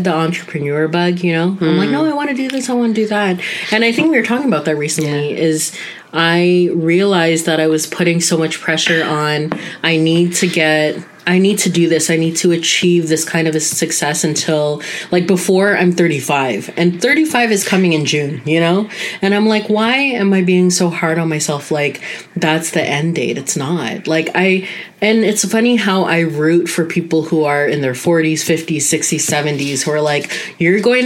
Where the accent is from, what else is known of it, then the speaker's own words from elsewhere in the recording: Canada; being Canadian-born Filipinas